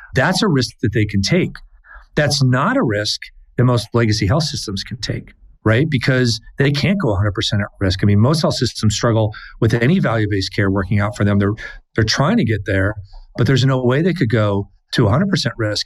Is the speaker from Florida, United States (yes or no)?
no; Minnesota, United States; my home state